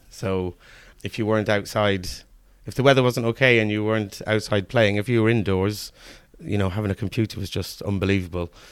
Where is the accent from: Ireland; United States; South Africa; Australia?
Ireland; Kilkenny, Leinster; moved away as an adult; also born or lived in Manchester, England; now in Cheltenham, United Kingdom; we moved over when I was about four in the early eighties, leaving Manchester's, Manchester, the city of Manchester to, um, move over to the middle of the countryside in, in Ireland. And I lived there